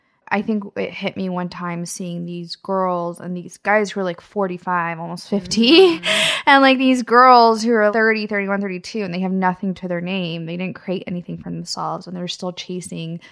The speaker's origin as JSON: {"language": "English", "region": "Kansas", "country": "United States", "tie": "born or raised there", "said": "I grew up in Kansas"}